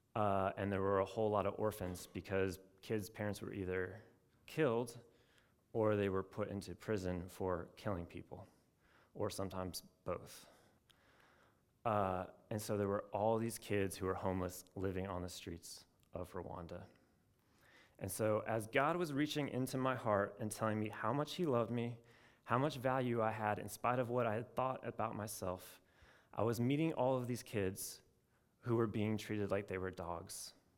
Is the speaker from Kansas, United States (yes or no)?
no; Portland, Oregon, United States; moved away as an adult; also born or lived in Chapel Hill, North Carolina; I'm from Portland, Oregon